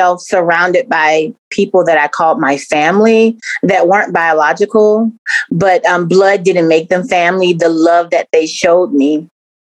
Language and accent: English; Columbia, South Carolina, United States; also born or lived in Charleston, South Carolina; I'm from South Carolina, Columbia, born and raised